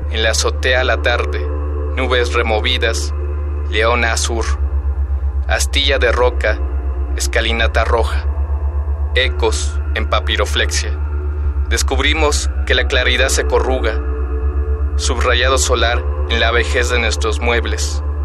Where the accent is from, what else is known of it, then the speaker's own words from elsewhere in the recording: Mexico City, Mexico; nací y vivo en la Ciudad de México, me dedico a la poesía y al ensayo